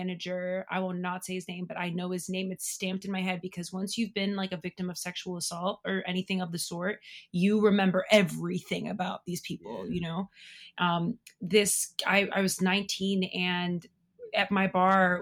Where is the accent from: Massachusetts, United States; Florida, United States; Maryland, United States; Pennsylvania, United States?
Massachusetts, United States; Lynn; now in New York, United States; I'm from Boston, outside of Boston, a place called Lynn, Massachusetts